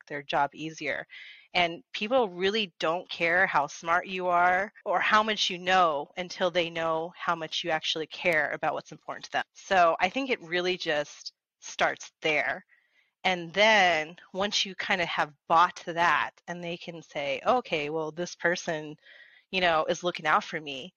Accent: Las Vegas, Nevada, United States; I grew up here in Vegas

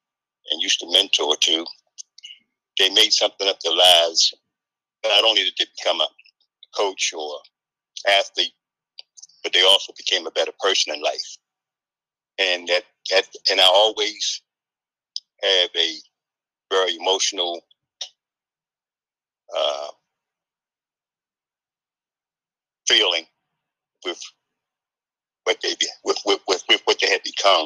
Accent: Baltimore, Maryland, United States; growing up in Cherry Hill, I used to go to the rec center

